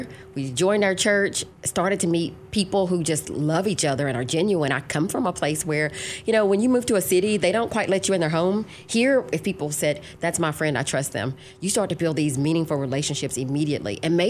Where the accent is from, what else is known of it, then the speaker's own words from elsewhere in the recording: Brownsville, Tennessee, United States; Brownsville, Tennessee.